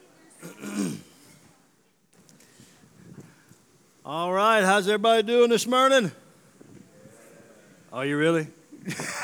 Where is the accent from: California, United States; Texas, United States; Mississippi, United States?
Mississippi, United States; moved away; I'm from Mississippi originally